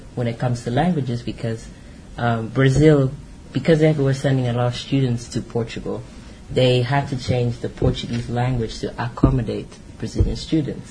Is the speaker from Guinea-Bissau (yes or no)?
yes; Guinea-Bissau; I'm from Guinea-Bissau, but I can't really say that I've been to my village in Guinea-Bissau.